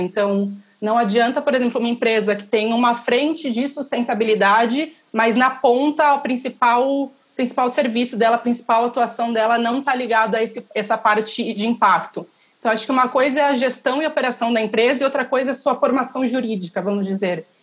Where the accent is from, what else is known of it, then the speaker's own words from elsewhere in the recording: interior of São Paulo, Brazil; moved away as an adult; now in São Paulo, Brazil; eu nasci em São Paulo, mas cresci no, no interior e voltei para cá, para São Paulo, para estudar